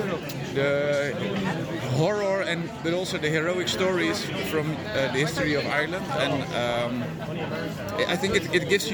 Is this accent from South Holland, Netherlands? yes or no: yes; Rotterdam, South Holland, Netherlands; English is a second language; I'm from Rotterdam in Holland